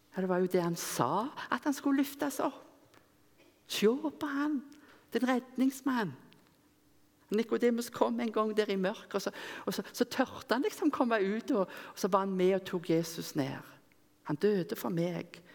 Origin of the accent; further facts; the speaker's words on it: Rennesøy, Rogaland, Norway; moved away; Når jeg gikk på Yngres, som vi hadde hjemme på Rennesøy, der jeg kom ifra